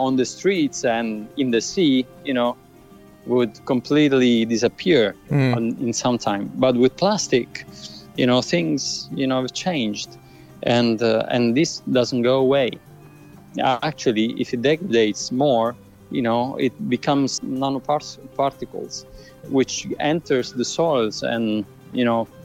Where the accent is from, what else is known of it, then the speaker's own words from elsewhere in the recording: Syracuse, Sicily, Italy; I was born in Syracuse, in Sicily.